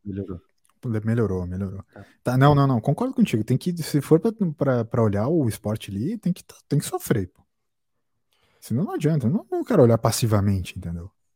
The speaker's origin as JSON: {"language": "Portuguese", "country": "Brazil", "said": "acho muito a fuder ser brasileiro"}